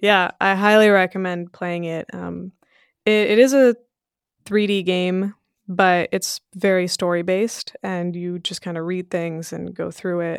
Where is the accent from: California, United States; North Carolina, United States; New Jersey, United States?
California, United States; Sunnyvale; English is a second language; also born or lived in Belgium / Portugal; we moved to Sunnyvale, California when I was five years old